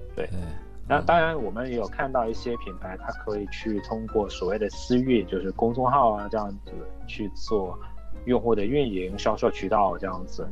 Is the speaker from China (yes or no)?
yes; China; 我们是中国人，我们更懂中国的这样的一个成本的结构